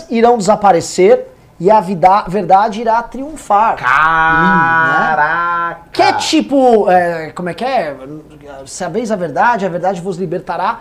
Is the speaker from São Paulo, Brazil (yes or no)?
yes; São Paulo, Brazil; como paulistano